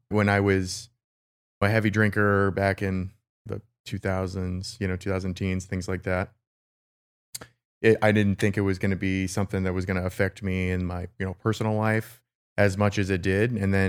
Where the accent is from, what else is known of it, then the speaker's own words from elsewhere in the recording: Phoenix, Arizona, United States; I'm born and raised. I'm from Phoenix, Arizona. Lived here all my life.